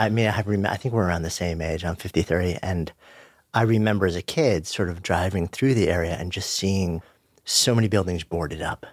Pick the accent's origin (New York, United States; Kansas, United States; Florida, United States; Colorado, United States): New York, United States; New York City; being a New Yorker, both of us being New Yorkers